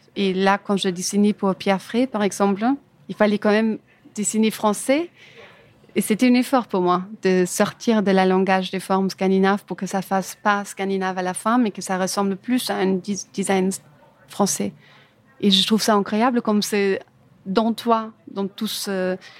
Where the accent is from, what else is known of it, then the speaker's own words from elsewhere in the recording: Germany; French is a second language; moved away as an adult; now in Paris, France; En Allemagne